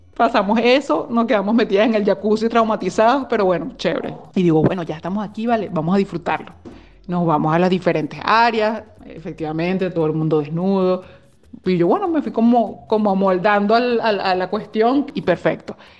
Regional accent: Venezuela; moved away as an adult; now in Belgium; somos dos chicas venezolanas que vivimos en Bélgica desde hace ya bastantes años

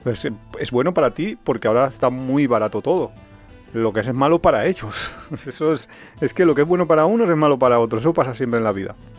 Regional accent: Valencia, Valencian Community, Spain; somos de Valencia, somos muy paletos

